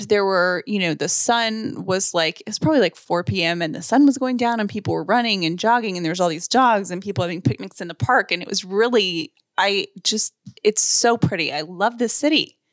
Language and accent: English; the South, United States; I'm very like a Southern person and I was raised in the South